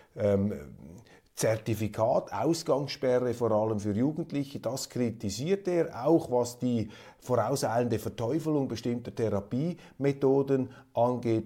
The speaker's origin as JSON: {"language": "German", "town": "Kloten", "region": "Zurich", "country": "Switzerland", "said": "ich stamme ja aus Kloten"}